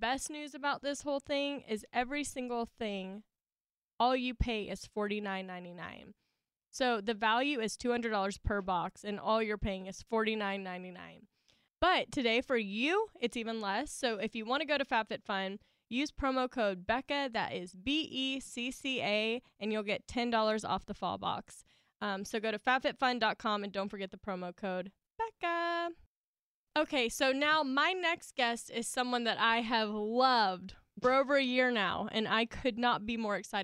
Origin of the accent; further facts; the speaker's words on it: the South, United States; accent: Southern; I still have my Southern accent